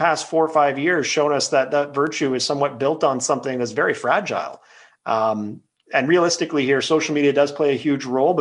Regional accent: Quebec, Canada; now in British Columbia, Canada; I'm a British Columbian, but I'm a Quebecer by birth. And as an Anglophone Quebecer, I grew up in a time where I had friends who were both Francophone and Anglophone.

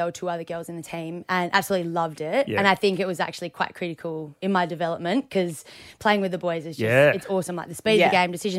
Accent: Margaret River, Western Australia, Australia; Growing up in Margaret River was like the best childhood I've

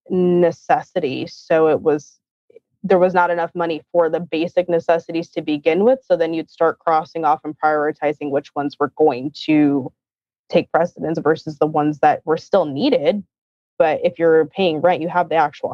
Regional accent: Palm Springs, California, United States; I grew up in Southern California, Palm Springs to be specific, and Palm Desert

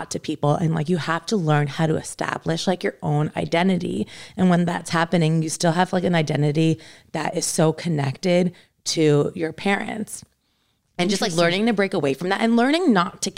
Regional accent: United States; I'm American

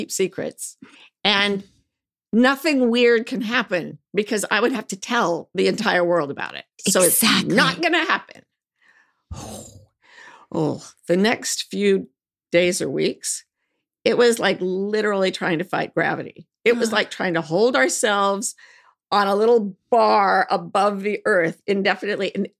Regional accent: Provo, Utah, United States; when I was growing up in Provo, Utah

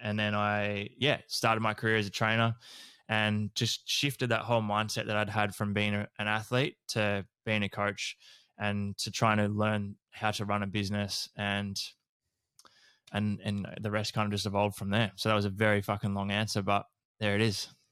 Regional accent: Horsham, Victoria, Australia; growing up in Horsham in, um, country Victoria

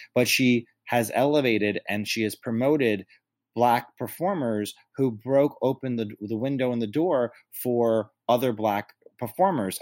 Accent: New York, United States; being a native New Yorker and being a New Yorker

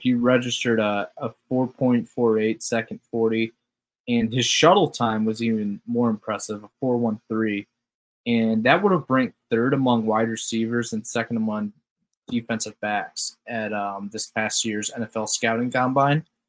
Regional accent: Toledo, Ohio, United States; where I grew up in Toledo

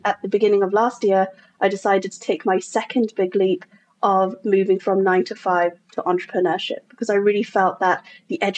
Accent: England, United Kingdom; moved away as an adult; now in United States; I'm from England originally, and I was in corporate England there and came over to America again, landing in corporate

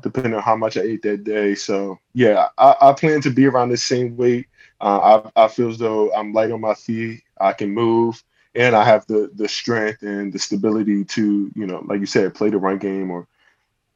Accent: Delaware, United States; I'm from Delaware, if you guys didn't know. So I live in the countryside.

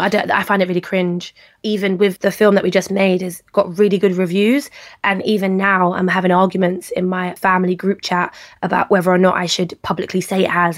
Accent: London, United Kingdom; I was raised in Peckham

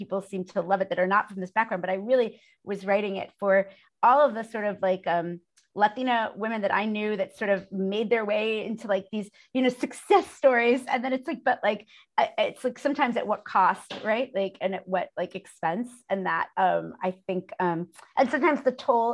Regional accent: New York City, New York, United States; growing up in Brooklyn is like growing up in like a small town more than like a big city

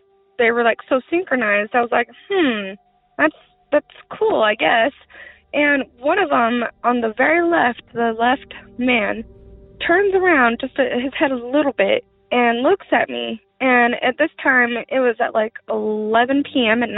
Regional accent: Rock Springs, Wyoming, United States; also born or lived in Washington; I'm from Rock Springs, Wyoming

